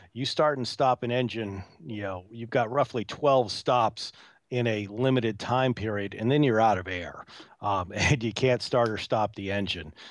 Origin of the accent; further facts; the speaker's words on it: New England, United States; being born and raised in New England